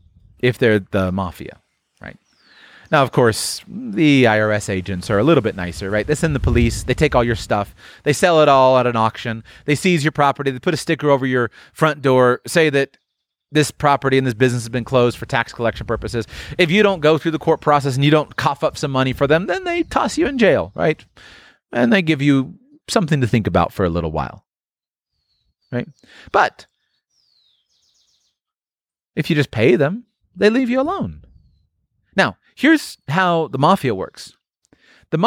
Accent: United States; born there; Think about a guy like me, right? I was born in the United States.

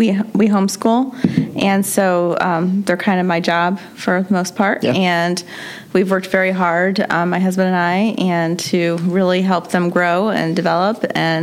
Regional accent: Columbia City, Indiana, United States; Columbia City.

